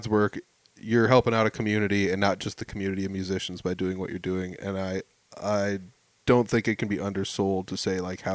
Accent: about 20 miles north of Fort Dodge, Iowa, United States; I'm not even from Fort. I mean, I'm up from like 20 miles north

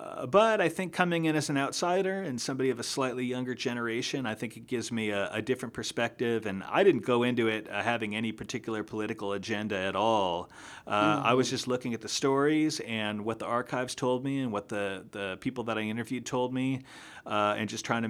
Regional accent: New York, United States; also born or lived in Burlington, Vermont; I come from Burlington, Vermont. I grew up in upstate New York, and then I lived in Vermont for about 10 years.

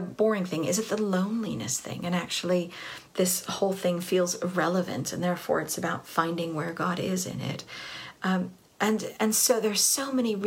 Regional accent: Southern California, United States; I grew up in Southern California

